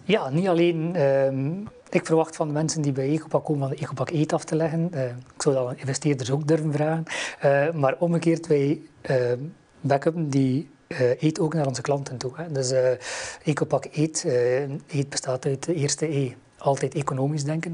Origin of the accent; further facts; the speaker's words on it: West Flanders, Belgium; ik kom uit West-Vlaanderen, hoort dat waarschijnlijk wel